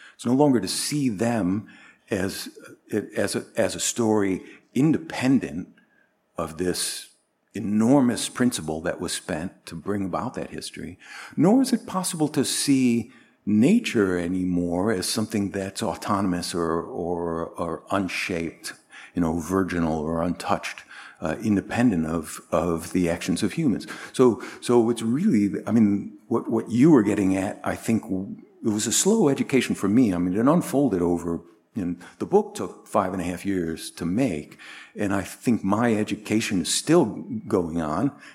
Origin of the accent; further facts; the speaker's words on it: Northern Illinois, United States; moved away as an adult; also born or lived in Chicago / Bangkok, Thailand / East Coast, United States / Northern Europe; I was born in Chicago, grew up in Northern Illinois, came back to Illinois after, after I lived in Bangkok.